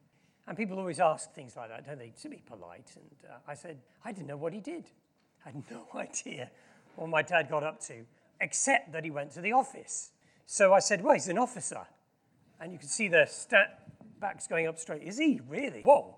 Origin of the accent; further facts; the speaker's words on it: Yokohama, Kanagawa, Japan; also born or lived in Tokyo; I was born in Japan in 1963, many years ago, in Yokohama, which is where the World Cup final was a few years. I spent a lot of time in Tokyo, and I lived in a very posh suburb of Tokyo called Azabu.